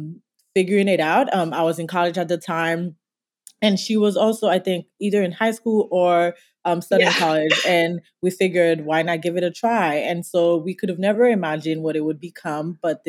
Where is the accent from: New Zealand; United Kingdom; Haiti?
Haiti; moved away as an adult; now in New York, United States; So we are originally from Haiti, which I know you already mentioned. We moved to New York in 2010.